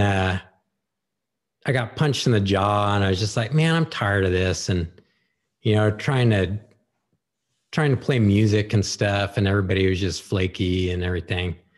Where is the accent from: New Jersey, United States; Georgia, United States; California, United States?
California, United States; Santa Rosa; also born or lived in Petaluma, California; my parents moved us to, uh, Rincon Valley